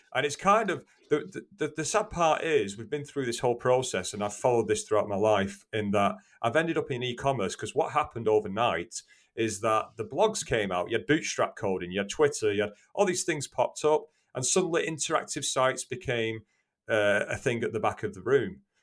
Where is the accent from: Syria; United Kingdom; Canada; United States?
United Kingdom; Greater Manchester, North West England; I'm from Greater Manchester in the U K.